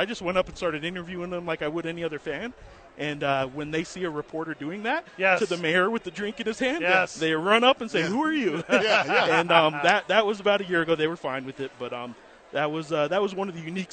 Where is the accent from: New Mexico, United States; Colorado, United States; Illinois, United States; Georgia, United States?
New Mexico, United States; I grew up in New Mexico